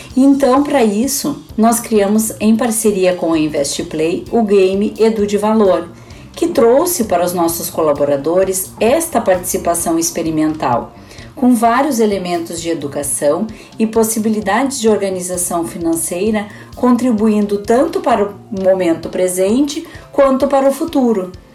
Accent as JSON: {"language": "Portuguese", "town": "Cachoeira do Sul", "region": "Rio Grande do Sul", "country": "Brazil", "tie": "born or raised there", "moved": "as an adult", "lives_now": "Porto Alegre, Brazil", "said": "sou natural de Cachoeira do Sul, mas resido em Porto Alegre há 30 anos"}